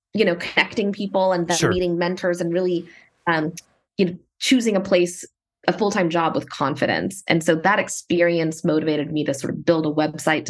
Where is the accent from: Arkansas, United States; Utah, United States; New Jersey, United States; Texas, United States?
Texas, United States; Dallas; moved away as an adult; also born or lived in San Francisco Bay Area, California; I was born and raised in Dallas, Texas